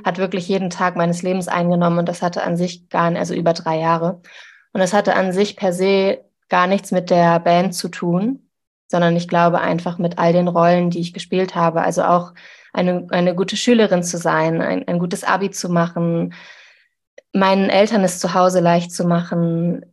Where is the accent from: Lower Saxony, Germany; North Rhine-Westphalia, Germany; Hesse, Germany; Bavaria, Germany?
Lower Saxony, Germany; Zeven; in einer Kleinstadt, wo ich aufgewachsen bin, in Zeven